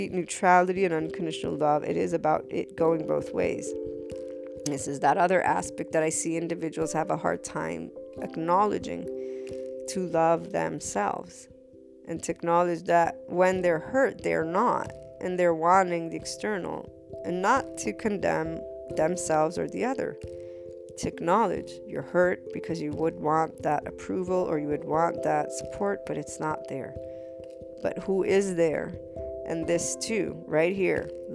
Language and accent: English; United States; my mother's Neapolitan, so Naples, Italy. And as an American, being bicultural